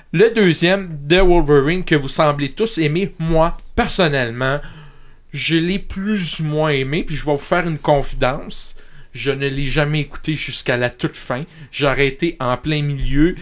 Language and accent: French; Montreal, Quebec, Canada; je viens de Montréal